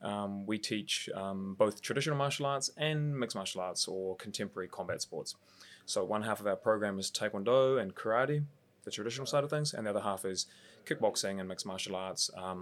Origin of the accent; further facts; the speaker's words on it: Mount Eden, Auckland, New Zealand; I grew up in Mount Eden, so just around the corner from where we are right now